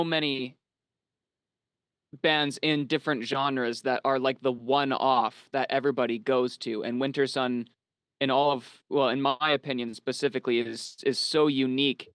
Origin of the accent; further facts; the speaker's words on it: Canada; also born or lived in United States / Finland (ancestry); I was born in Canada, grew up a little bit in the States, moved back to Canada, but obtained citizenship and my passport through my grandfather who was from Finland.